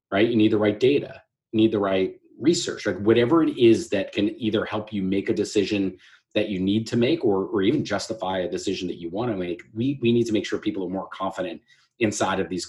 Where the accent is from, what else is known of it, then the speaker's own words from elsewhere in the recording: Manalapan, New Jersey, United States; also born or lived in Staten Island, New York; I grew up between Staten Island, New York, and a town called Manalapan, New Jersey, not far from the Jersey Shore